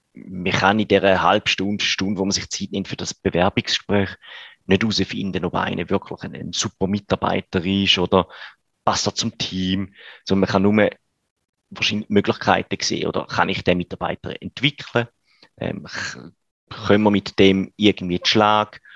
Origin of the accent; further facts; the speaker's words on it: Switzerland; bei uns in der Schweiz